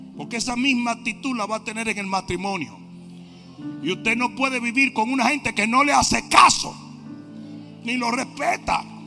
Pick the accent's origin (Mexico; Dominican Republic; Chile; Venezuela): Dominican Republic; moved away; en mi país, un país maravilloso, usted no podía responderle a su papá y a su mamá